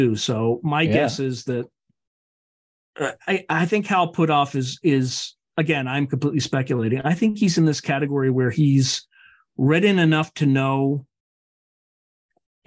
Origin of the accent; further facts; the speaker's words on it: Delaware, United States; I grew up in Delaware.